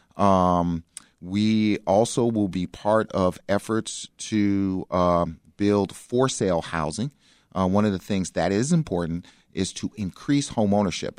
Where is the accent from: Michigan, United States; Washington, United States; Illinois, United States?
Illinois, United States; Chicago; I grew up in South Shore